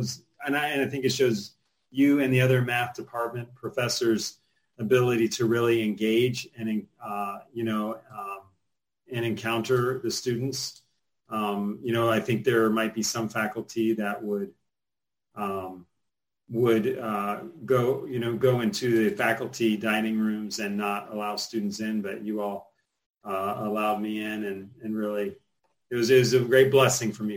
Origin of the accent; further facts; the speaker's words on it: North Carolina, United States; I grew up in North Carolina